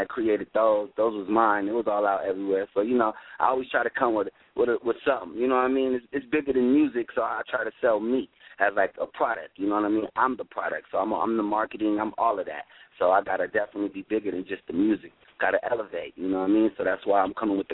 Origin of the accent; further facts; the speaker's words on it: Sacramento, California, United States; I was born in Sacramento, California